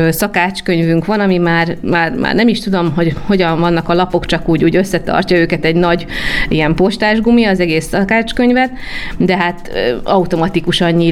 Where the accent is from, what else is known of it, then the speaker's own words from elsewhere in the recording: Budapest, Hungary; egy belvárosi millióben nőttem föl, amely lehetővé tette, hogy a Vörös Marti téri, illetve az egyéb karácsonyi vásárok már ideje korán meghozzák a családunk számára a karácsonyi hangulatot